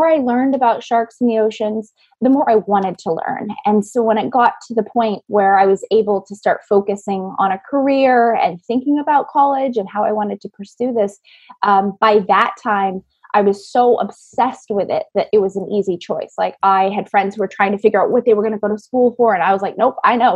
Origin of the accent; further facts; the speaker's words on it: Maine, United States; I grew up in Maine